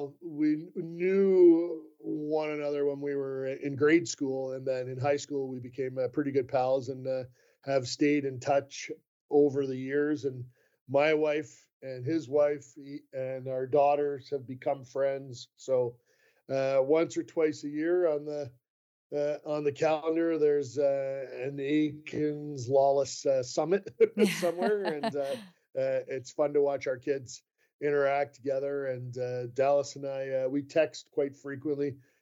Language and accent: English; Canada; I am Canadian and have an interest in watching Canada in international play